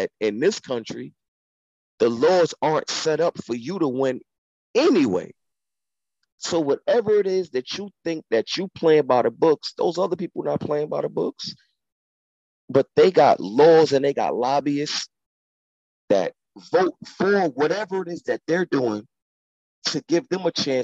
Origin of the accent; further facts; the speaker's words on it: United States; I'm from America